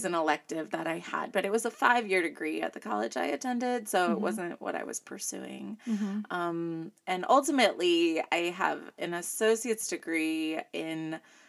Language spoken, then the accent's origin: English; Northwest Indiana, United States; moved away as an adult; also born or lived in Chicago; now in East Central Illinois, United States; I grew up in Northwest Indiana, but I was born to a legacy Chicago family